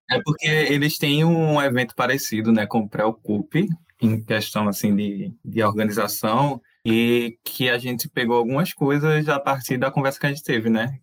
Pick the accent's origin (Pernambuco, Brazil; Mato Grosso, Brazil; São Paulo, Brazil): Pernambuco, Brazil; Recife; a gente é de Recife